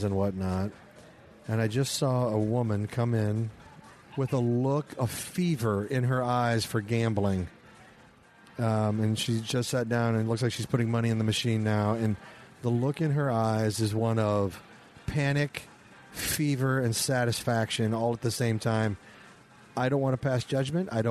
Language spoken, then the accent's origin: English; Midwest, United States; I'm from the Midwest.